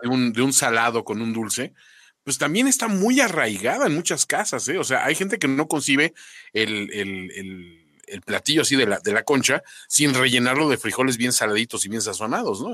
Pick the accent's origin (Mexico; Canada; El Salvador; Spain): Mexico; los mexicanos somos